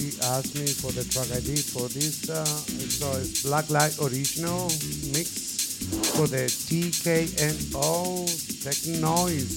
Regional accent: Argentina; now in Washington, D.C., United States; I'm originally from Argentina

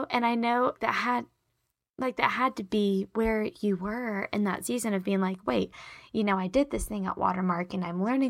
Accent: Charlotte, North Carolina, United States; well, I'm from Charlotte and I'm married to Daniel and I went to this college and these are my friends.

